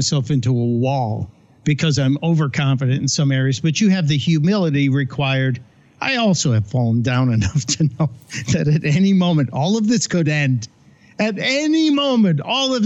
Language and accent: English; Chicago, Illinois, United States; Growing up in Chicago, we used to go to Second City as kids.